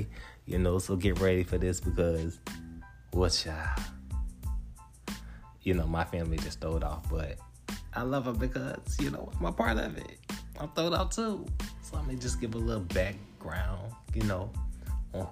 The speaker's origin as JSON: {"language": "English", "town": "Picayune", "region": "Mississippi", "country": "United States", "also_born_or_lived": "Atlanta", "said": "I'm from this little small town called Picayune, Mississippi"}